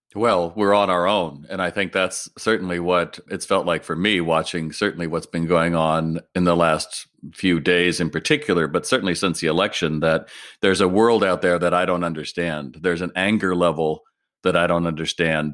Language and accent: English; United States; as an American